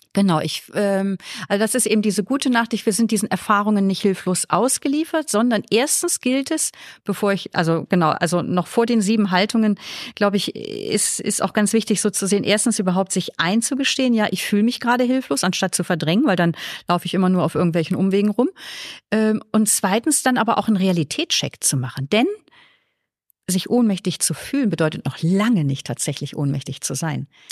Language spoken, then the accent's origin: German; Flensburg, Schleswig-Holstein, Germany; moved away as an adult; now in Vienna, Austria; ich komme aus Norddeutschland.